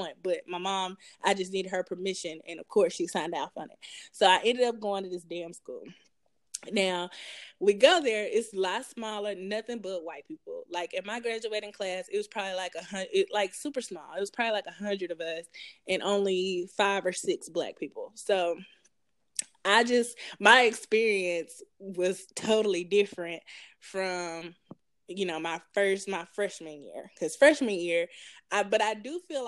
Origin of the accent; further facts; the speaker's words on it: Ripley, Tennessee, United States; also born or lived in Jackson, Tennessee; I grew up in Ripley, Tennessee, which is like super small. And then I moved to Jackson, Tennessee for my high school years